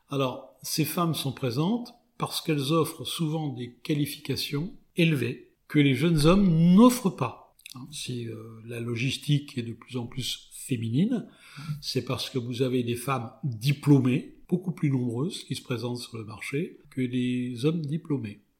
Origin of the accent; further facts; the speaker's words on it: France; en tant que Français